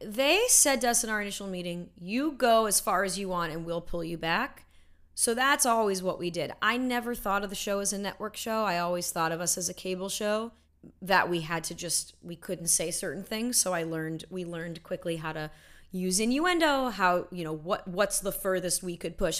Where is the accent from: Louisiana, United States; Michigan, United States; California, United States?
California, United States; Los Angeles; I grew up, yes, I grew up in L